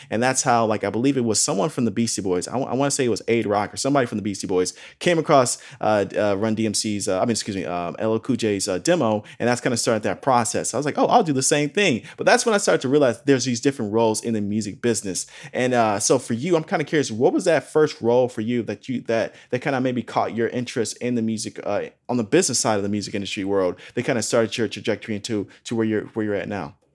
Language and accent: English; southwest suburbs of Chicago, Illinois, United States; moved away as an adult; now in California, United States; I'm coming from Illinois, right? Coming from the southwest suburbs of Chicago